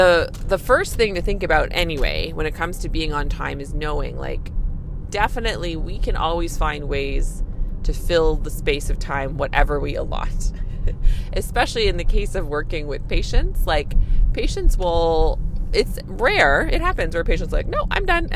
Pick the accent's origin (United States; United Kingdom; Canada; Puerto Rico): Canada; I'm a Canadian family physician